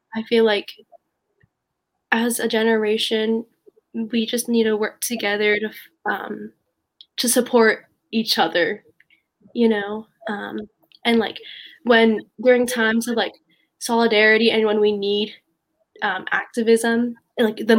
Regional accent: Raleigh, North Carolina, United States; growing up in North Carolina

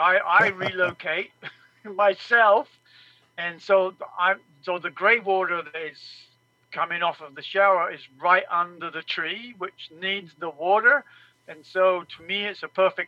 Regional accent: England, United Kingdom; now in Mesa, United States; I grew up in England

